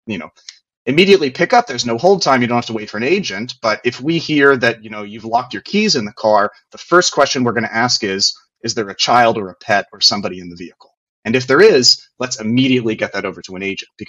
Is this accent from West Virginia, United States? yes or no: yes; West Virginia, United States; I'm from West Virginia